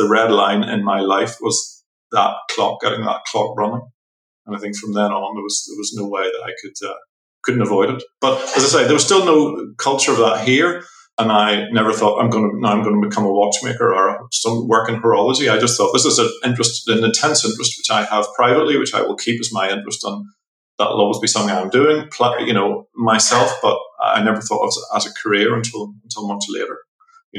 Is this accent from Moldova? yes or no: no; Belfast, Northern Ireland, United Kingdom; I'm from Northern Ireland. I'm from Belfast.